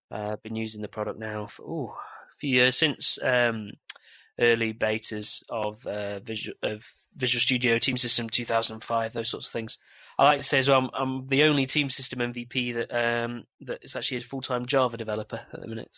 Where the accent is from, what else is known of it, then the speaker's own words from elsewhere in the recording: England, United Kingdom; now in Northern Ireland, United Kingdom; As you can tell from my accent, I'm from the sunny England, and it's actually quite sunny over here at the minute. I actually live in Northern Ireland